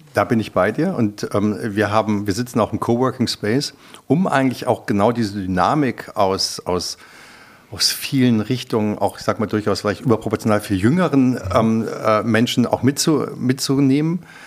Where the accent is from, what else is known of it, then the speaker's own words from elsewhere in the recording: Germany; ich bin ja Europäer, ich bin ja auch Deutscher